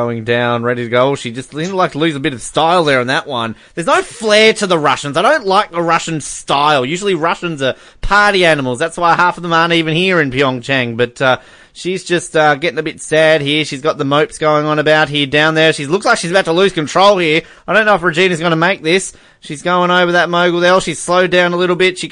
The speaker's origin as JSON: {"language": "English", "country": "Australia", "said": "we're Australian"}